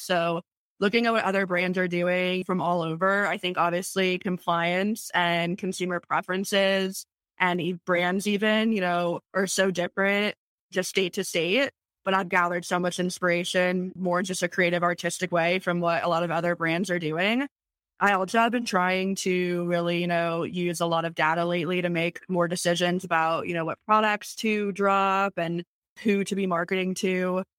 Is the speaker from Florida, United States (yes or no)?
yes; Tampa, Florida, United States; I was born and raised in Tampa, Florida